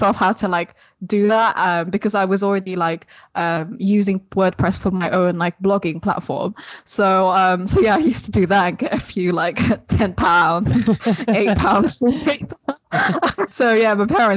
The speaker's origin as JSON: {"language": "English", "town": "Sheffield", "region": "Yorkshire and the Humber", "country": "United Kingdom", "tie": "born or raised there", "also_born_or_lived": "Philippines", "lives_now": "Leeds, United Kingdom", "said": "I grew up in Sheffield in the UK, but now I currently live in Leeds"}